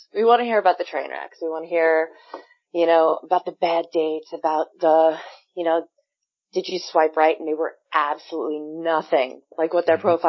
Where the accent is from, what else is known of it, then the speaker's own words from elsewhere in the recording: Long Island, New York, United States; I'm from Long Island